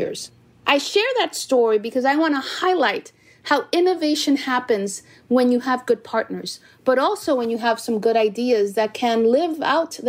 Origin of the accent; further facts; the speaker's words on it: New York City, New York, United States; also born or lived in Dominican Republic; I was born in Corona, Queens, by parents of Dominican ancestry